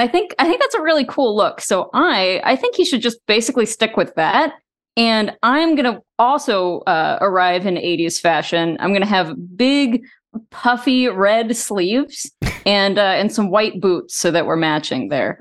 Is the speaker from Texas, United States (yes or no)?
yes; Texas, United States; I grew up in, in Texas